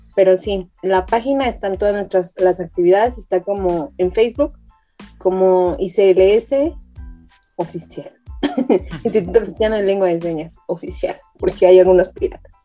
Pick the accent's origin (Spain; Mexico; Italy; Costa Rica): Mexico; Toluca, State of Mexico; yo soy de Toluca